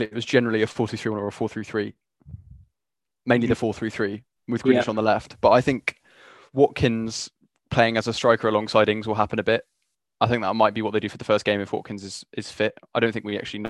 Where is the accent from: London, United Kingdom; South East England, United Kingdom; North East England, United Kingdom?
South East England, United Kingdom; Brighton; I know we're all from Brighton